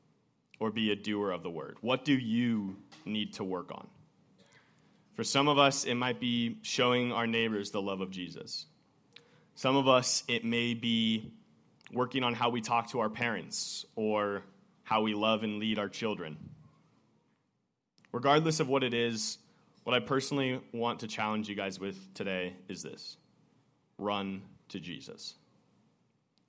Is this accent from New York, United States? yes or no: no; Woodinville, Washington, United States; growing up in Imprint Church back in Woodinville